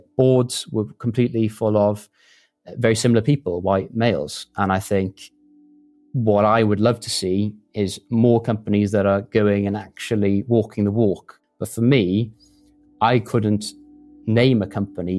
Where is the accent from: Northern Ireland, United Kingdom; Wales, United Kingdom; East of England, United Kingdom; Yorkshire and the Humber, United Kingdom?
Wales, United Kingdom; West; moved away as an adult; also born or lived in Bristol; I'm from West Wales, a small village in a very rural part of the country. My parents are in the agricultural industry and have a tractor business. And I went to a local comp